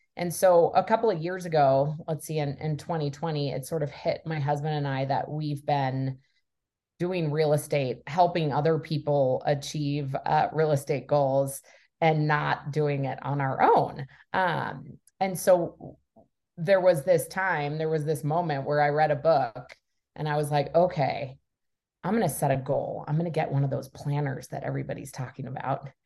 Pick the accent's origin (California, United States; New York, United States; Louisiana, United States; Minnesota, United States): Minnesota, United States; Minneapolis; born and raised in Minneapolis, in the suburbs of Minneapolis